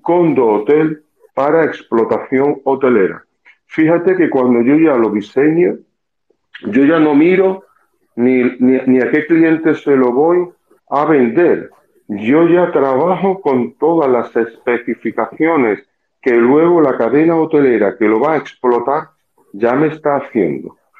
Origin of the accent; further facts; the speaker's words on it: Costa del Sol, Andalusia, Spain; moved away as an adult; now in Punta Cana, Dominican Republic; Yo en España trabajaba, soy del sur, de la Costa del Sol